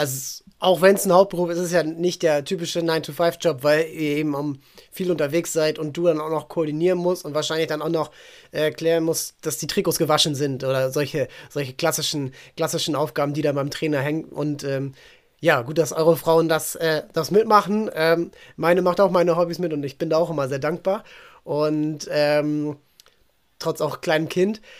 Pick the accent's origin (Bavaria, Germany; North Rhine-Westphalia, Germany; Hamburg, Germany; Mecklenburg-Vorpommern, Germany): Hamburg, Germany; Neugraben, das ist eben, ich komme da aus der, aus der Ecke